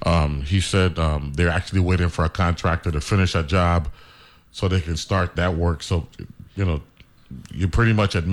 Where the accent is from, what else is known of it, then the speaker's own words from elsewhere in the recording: U.S. Virgin Islands; we're half American, half West Indians, you know what I'm saying?